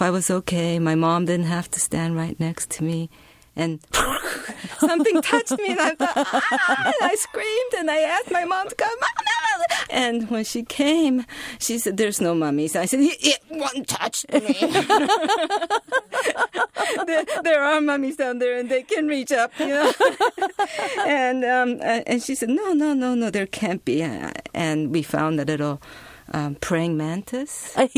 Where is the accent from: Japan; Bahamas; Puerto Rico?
Japan; English is a second language; So when I was growing up in Japan, we didn't speak English.